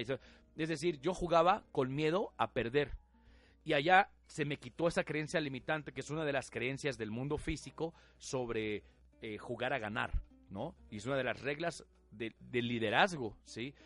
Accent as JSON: {"language": "Spanish", "country": "Mexico", "said": "la mayoría de nosotros estamos educados, diseñados eh, a nivel cultural, ¿sí? Nuestra idiosincrasia, más como mexicanos, a la religión"}